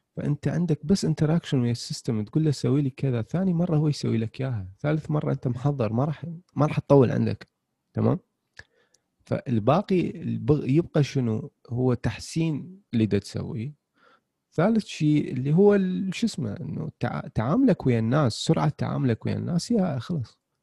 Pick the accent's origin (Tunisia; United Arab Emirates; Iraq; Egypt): Iraq; احنا عندنا بالعراق